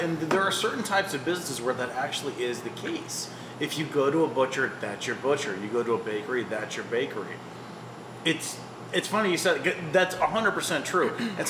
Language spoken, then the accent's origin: English; Akron, Ohio, United States; I'm from Akron.